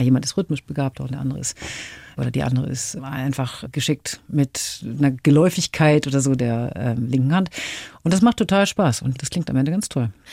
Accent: Hamburg, Germany; in meiner Heimatstadt Hamburg

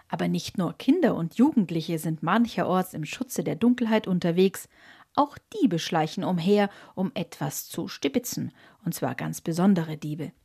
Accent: Bavaria, Germany; Bei uns in Bayern

